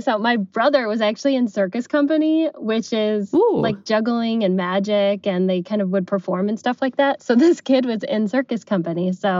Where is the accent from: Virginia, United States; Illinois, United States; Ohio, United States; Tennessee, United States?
Ohio, United States; Cleveland; from Cleveland, Ohio, and I'm 32 years old and work in marketing.